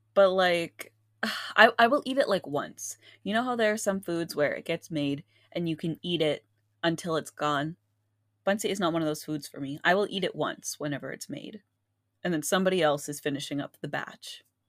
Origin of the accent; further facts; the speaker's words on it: Philippines; we're Filipino